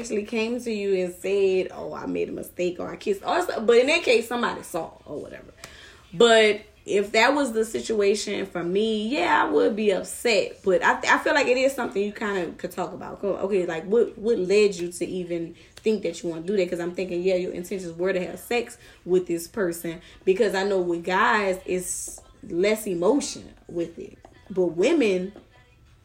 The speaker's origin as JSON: {"language": "English", "town": "New Orleans", "region": "Louisiana", "country": "United States", "tie": "born or raised there", "said": "when I was younger, growing up in New Orleans"}